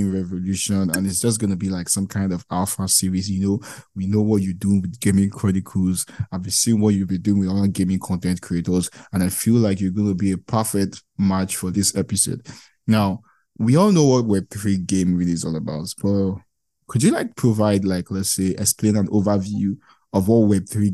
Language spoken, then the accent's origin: English; Nigeria; I'm from Nigeria